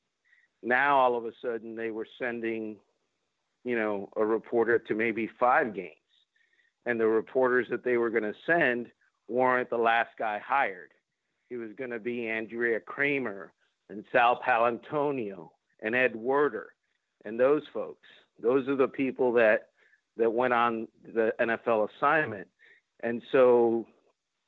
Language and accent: English; Cuba; English is a second language; now in United States; I'm Cuban. I was born in Cuba